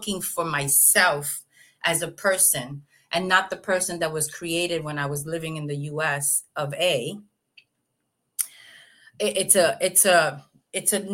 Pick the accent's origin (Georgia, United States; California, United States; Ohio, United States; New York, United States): New York, United States; New York City; moved away as an adult; also born or lived in New Haven, Connecticut; now in Puerto Rico; growing up in New York, in the Bronx